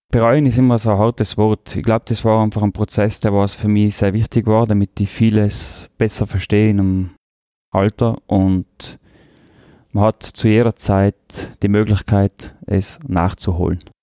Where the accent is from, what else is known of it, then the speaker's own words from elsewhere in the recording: Tyrol, Austria; accent: Tyrolean; first language Tyrolean German and Croatian; now in Vienna, Austria; Der Tiroler Dialekt hat einen sehr hohen Stellenwert bei mir. Das ist meine Heimat, da bin ich aufgewachsen das ist die erste Sprache mit Kroatisch, was ich gelernt habe.